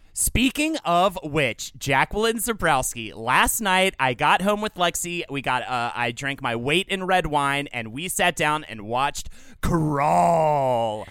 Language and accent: English; the South, Southern United States, United States; accent: Southern; my Southern accent